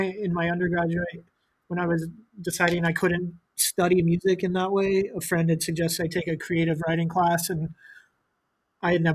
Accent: Boise, Idaho, United States; now in New York, United States; I'm from Boise, Idaho. I was born there

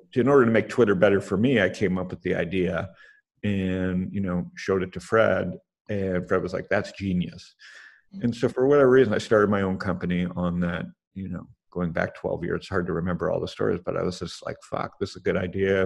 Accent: Canada; I'm Canadian

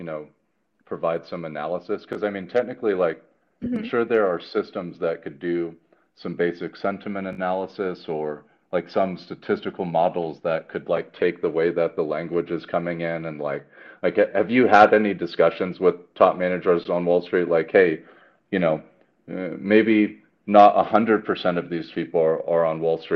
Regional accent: Colorado, United States; also born or lived in San Francisco Bay Area, California; I was born in the Bay Area and spent most of my life in Colorado

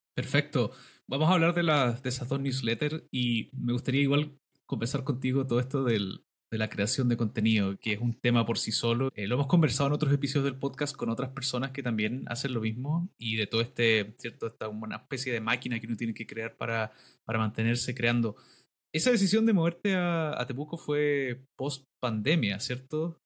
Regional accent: Valdivia, Los Ríos, Chile; soy originario de Valdivia

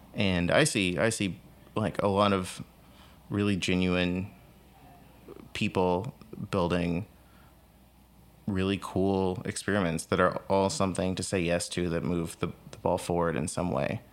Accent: San Antonio, Texas, United States; I grew up in San Antonio, Texas

